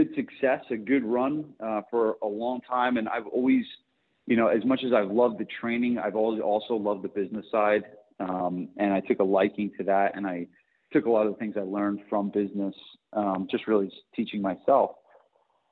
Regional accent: New Jersey, United States; moved away; I'm from New Jersey originally

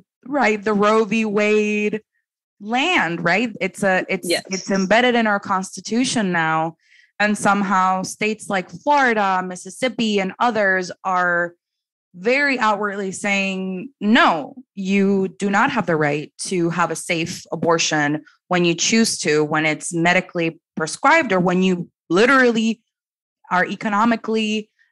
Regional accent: Dominican Republic; moved away; I'm from originally from the Dominican Republic

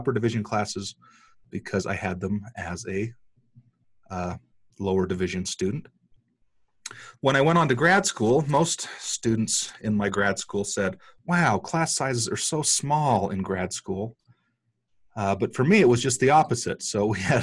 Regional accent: Cedar City, Utah, United States; I grew up here in Cedar, just a few blocks away from SUU

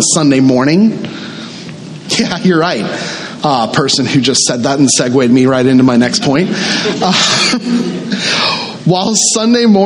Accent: the South, United States; I grew up in the South, and I grew up in a very traditional Southern Baptist church.

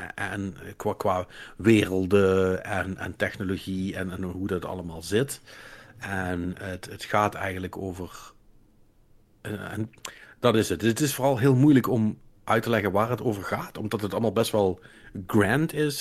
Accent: Limburg, Netherlands; als Limburgers

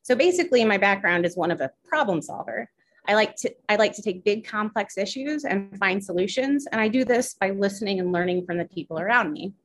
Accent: Foristell, Missouri, United States; also born or lived in Springfield, Illinois; I grew up in Forestell

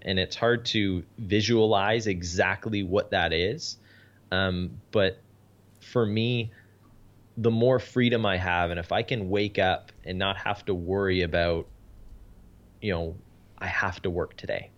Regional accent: Canada; I'm Canadian

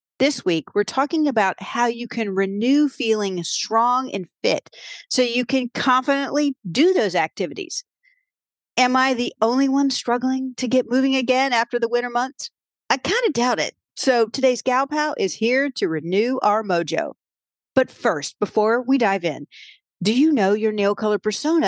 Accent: Williamsburg, Virginia, United States; moved away; moved back to my hometown of Williamsburg, Virginia

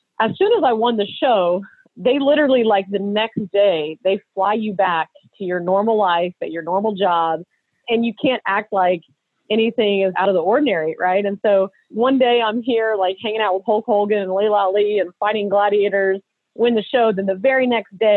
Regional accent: Austin, Texas, United States; I was born and raised in Austin, Texas, and that's where we live today

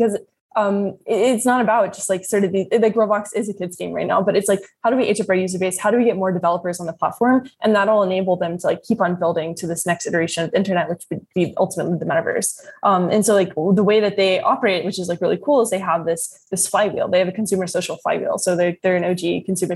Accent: Kentucky, United States; I'm from Kentucky

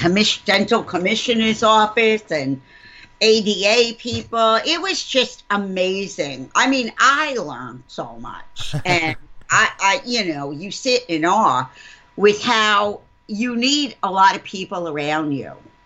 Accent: New York, United States; I'm calling in from New York State. I'm in New York.

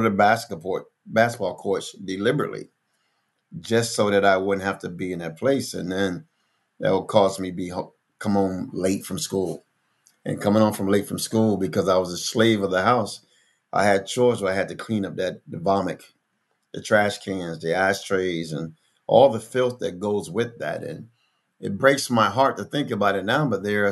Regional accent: Philadelphia, Pennsylvania, United States; moved away; also born or lived in Plains, Georgia; I grew up in North Philadelphia.

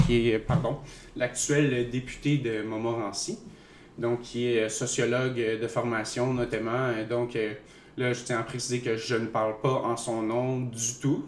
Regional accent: Eastern Quebec, Canada; je viens de l'Est de Québec

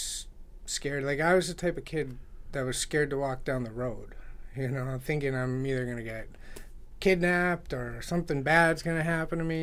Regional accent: Easthampton, Massachusetts, United States; also born or lived in Providence, Rhode Island / Putney, Vermont; Born and raised in East Hampton

